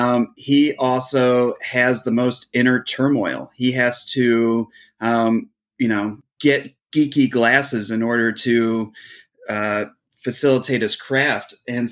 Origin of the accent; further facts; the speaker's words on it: Cleveland, Ohio, United States; I'm from Cleveland.